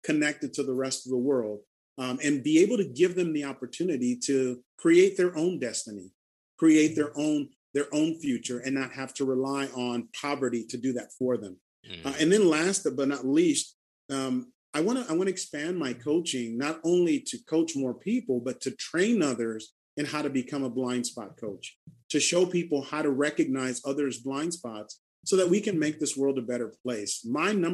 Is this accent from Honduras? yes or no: yes; Honduras; moved away; an orphanage that I've been helping support back in my home country